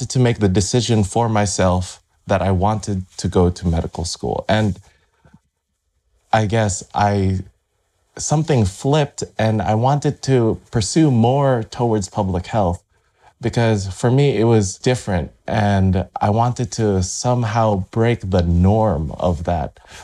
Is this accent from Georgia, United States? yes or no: no; Las Vegas, Nevada, United States; also born or lived in Irvine, California; I was able to find employment at the local university here in my hometown in Vegas